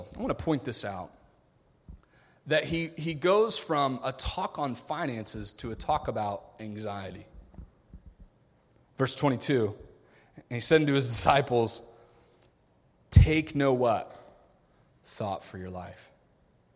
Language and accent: English; United States; I grew up in America. I grew up spoiled.